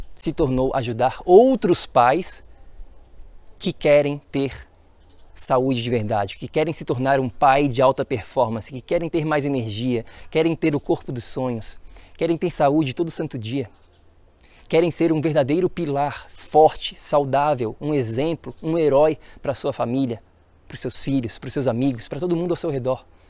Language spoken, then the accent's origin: Portuguese; Florianópolis, Santa Catarina, Brazil; Nasci e cresci em Florianópolis, Santa Catarina, Floripa, Ilha da Magia